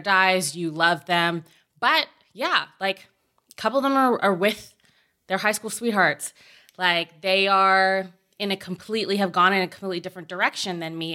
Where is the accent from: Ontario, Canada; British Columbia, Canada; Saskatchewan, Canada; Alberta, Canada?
Ontario, Canada; Oakville; moved away; I grew up in Oakville, Ontario